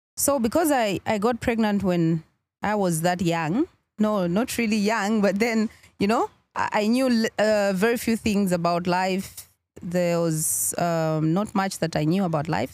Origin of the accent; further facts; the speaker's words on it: Kafue, Lusaka Province, Zambia; also born or lived in Chawama, Lusaka / Mkushi; growing up, I started, uh, school from Kafue